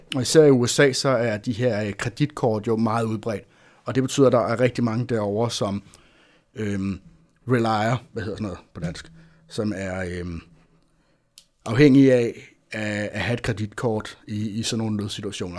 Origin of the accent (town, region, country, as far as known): Denmark